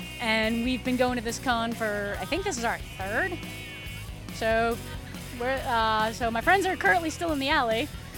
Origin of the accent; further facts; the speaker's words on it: Boston, Massachusetts, United States; I'm from Boston.